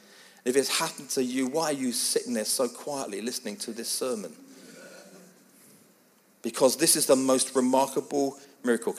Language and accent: English; England, United Kingdom; I am English. It is my family.